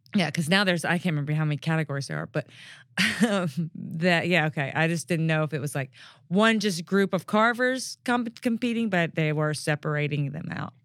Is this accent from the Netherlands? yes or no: no; Mississippi Delta, United States; now in Memphis, United States; I grew up in the Mississippi Delta